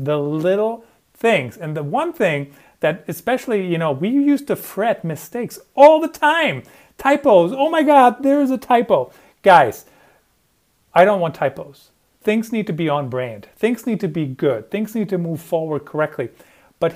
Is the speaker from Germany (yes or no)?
yes; Germany; moved away; I grew up in Germany